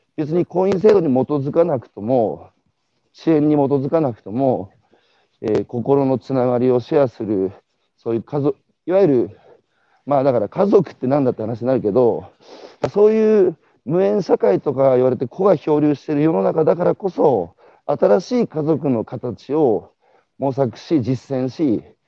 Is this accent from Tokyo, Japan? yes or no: no; Iwate, Japan; moved away; 岩手から昔出てきた